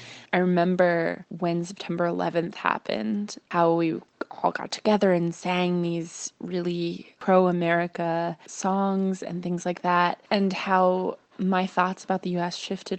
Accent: United States; if somebody guesses that I'm Canadian, it means they hear my North American accent, but they think I'm nice.

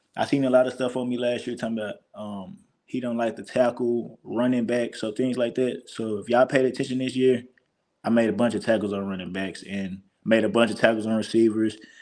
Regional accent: Texas, United States; moved away as an adult; now in Missouri, United States; Texas my home state

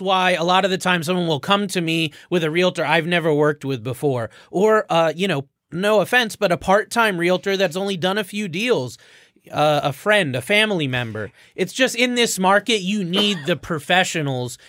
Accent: Florida, United States; moved away; also born or lived in Connecticut; I'm from Florida

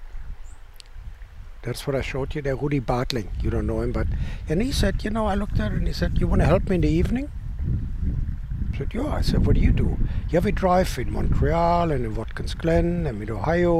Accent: Essen, North Rhine-Westphalia, Germany; English is a second language; moved away as an adult; also born or lived in Canada; now in United States; I grew up in Essen. It's an industrial town, kind of the northern part of Germany, a mid-northern part

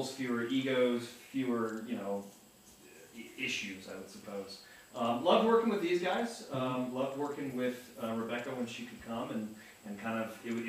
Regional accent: United Kingdom; I'm just a British ass.

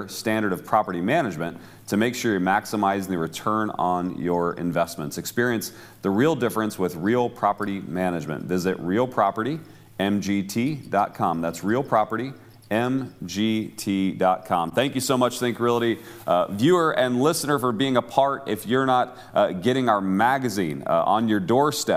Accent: Cleveland, Ohio, United States; I grew up in the Cleveland area

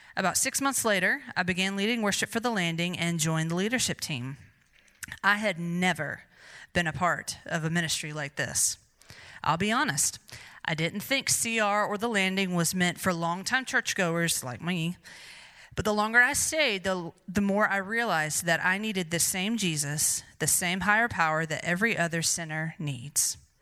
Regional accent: Greer, South Carolina, United States; I was born and raised in Greer, South Carolina

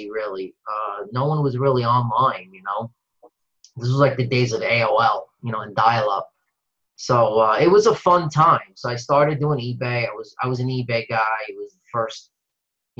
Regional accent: New York City, New York, United States; now in New Jersey, United States; I'm from New Jersey, originally from New York City

